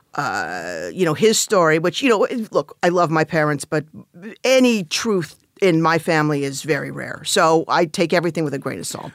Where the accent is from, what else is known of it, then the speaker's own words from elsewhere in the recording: Los Angeles, California, United States; I grew up in the San, uh, Van Nuys